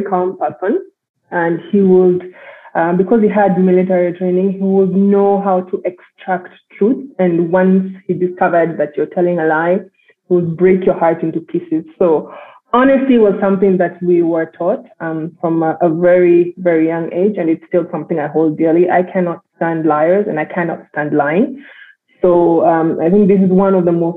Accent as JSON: {"language": "English", "region": "Nairobi", "country": "Kenya", "tie": "born or raised there", "also_born_or_lived": "London", "said": "I was born and raised in Nairobi."}